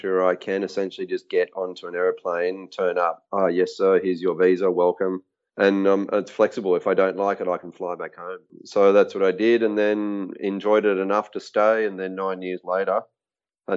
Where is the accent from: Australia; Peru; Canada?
Australia; moved away as an adult; also born or lived in Kenya; where I grew up in Australia